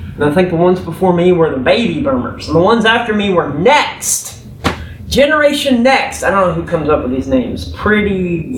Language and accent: English; Texas, United States; I'm a Texan